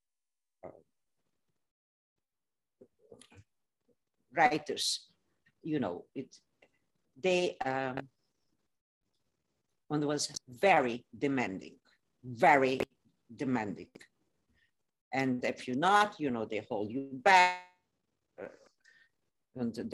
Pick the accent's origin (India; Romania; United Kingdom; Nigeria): Romania; Transylvania; English is a second language; moved away as an adult; now in United States; I am from Transylvania, but that's became part of Romania.